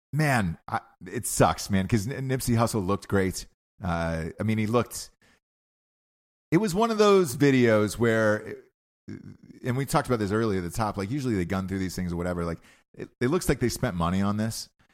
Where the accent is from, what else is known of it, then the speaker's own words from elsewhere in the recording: Georgia, United States; moved away; I grew up in Georgia